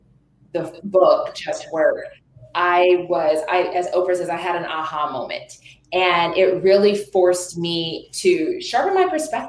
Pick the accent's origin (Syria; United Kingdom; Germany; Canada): Germany; Trier, Rhineland-Palatinate; born there; Trier is the city that I was born in Trier, Germany.